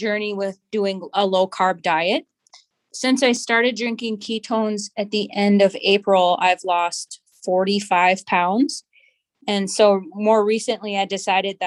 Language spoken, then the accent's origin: English; Cloquet, Minnesota, United States; now in Duluth, United States; I am from Cloquet. I grew up in Cloquet on the reservation. I currently live in Duluth